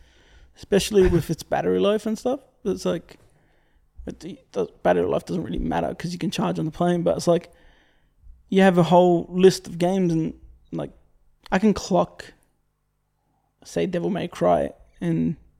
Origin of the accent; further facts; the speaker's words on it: Australia; being Australian.